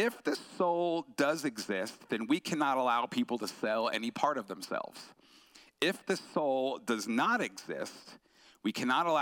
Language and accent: English; Long Island, New York, United States; I grew up on Long Island, New York, so East Coast